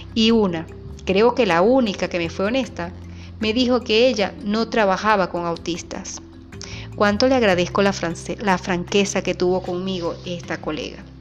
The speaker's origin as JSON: {"language": "Spanish", "country": "Venezuela", "said": "Soy venezolana, vivo en un pequeño pueblo llamado Paraguaná"}